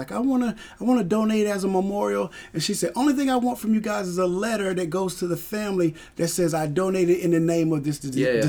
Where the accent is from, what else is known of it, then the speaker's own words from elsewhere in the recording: Jacksonville, Florida, United States; Because I came from Jacksonville, Florida. Yeah, so it's snow on the ground.